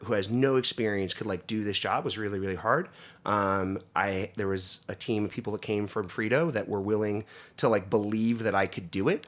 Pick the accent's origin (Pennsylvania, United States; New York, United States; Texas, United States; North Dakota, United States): Pennsylvania, United States; Northeast; moved away; where I grew up in Northeast Pennsylvania